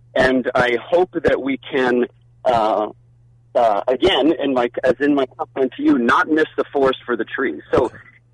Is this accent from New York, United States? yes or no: yes; New York City, New York, United States; now in Phoenix, United States; my days growing up in Brooklyn